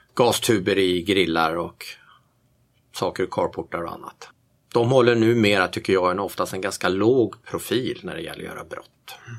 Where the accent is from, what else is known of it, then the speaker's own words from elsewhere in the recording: Järfälla, Stockholm County, Sweden; moved away as an adult; also born or lived in Bromma, Stockholm; now in Tyresö, Sweden; jag är inte född i Tyresö, jag är född i Bromma, Västerled, och uppvuxen i Järfälla, Sälby växte jag upp